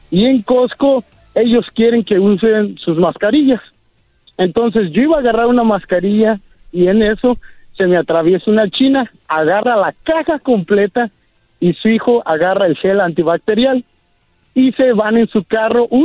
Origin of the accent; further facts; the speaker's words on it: Ciudad Hidalgo, Michoacán, Mexico; now in Vancouver, Canada; A toda la gente de Ciudad Hidalgo, Michoacán, que estamos aquí en Vancouver, Canadá.